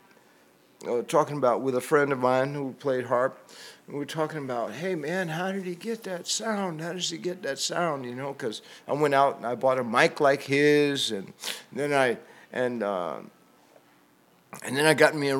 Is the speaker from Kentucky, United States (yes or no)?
no; New York City, New York, United States; I was born and raised in New York City